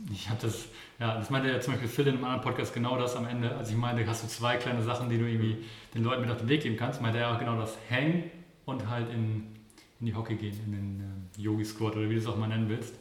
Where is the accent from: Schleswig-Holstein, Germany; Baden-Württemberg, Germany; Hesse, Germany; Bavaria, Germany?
Schleswig-Holstein, Germany; Kiel; ich komme ja aus Kiel